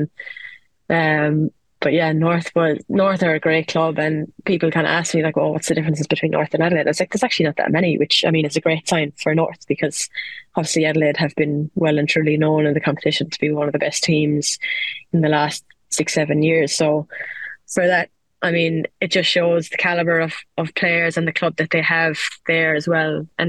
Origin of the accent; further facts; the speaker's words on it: Ireland; especially when you're used to loyalty, being an Irish player, because, like, you play for your county, you play for your club, and it's where you're from